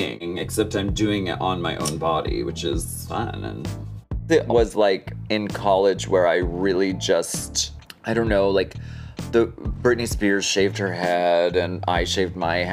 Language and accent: English; Erie, Pennsylvania, United States; now in Hollywood, United States; I grew up in Erie, Pennsylvania.